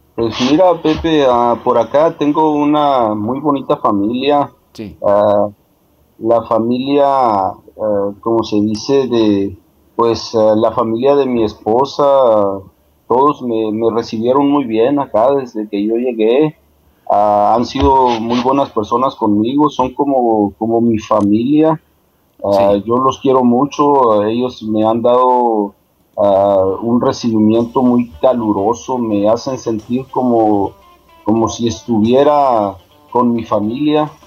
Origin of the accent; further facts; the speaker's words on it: Pueblo Yaqui, Sonora, Mexico; now in France; de mi pueblo, de mi gente